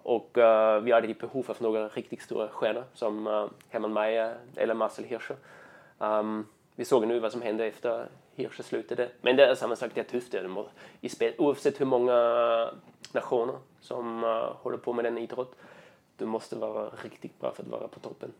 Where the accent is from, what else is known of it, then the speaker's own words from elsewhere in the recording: Austria; Swedish is a second language; moved away as an adult; now in Sweden; jag kommer från östra delen av Österrike, uh, 10 mil söder om Wien, där Alperna börjar